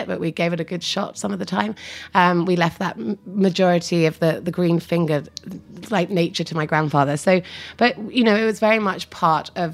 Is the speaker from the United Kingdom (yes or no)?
yes; Essex, East of England, United Kingdom; moved away as an adult; also born or lived in London; now in New York, United States; I was born in London and grew up just outside in Essex.